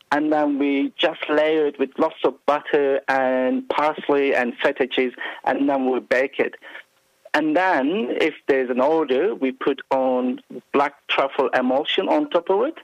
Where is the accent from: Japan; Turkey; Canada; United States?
Turkey; Istanbul; moved away as an adult; now in Australia; I was born in Istanbul